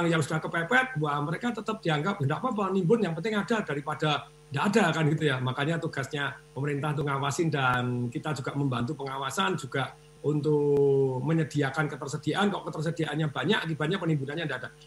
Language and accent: Indonesian; Surakarta, Central Java, Indonesia; saya juga saya dalam kondisi deg-degan di kampung saya di Solo itu kerja bakti tidak pakai masker 69 orang kena semua